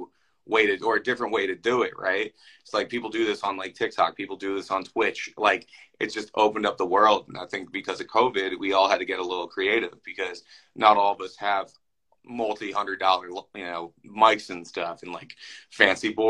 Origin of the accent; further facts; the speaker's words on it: Philadelphia, Pennsylvania, United States; moved away as an adult; also born or lived in Des Moines, Iowa; now in Minneapolis, United States; I'm from Philadelphia originally. I moved to Des Moines, Iowa for my first radio job.